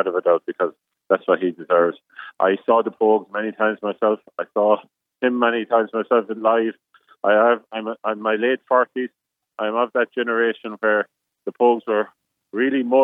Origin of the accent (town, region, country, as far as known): Nenagh, Tipperary, Ireland; born or raised there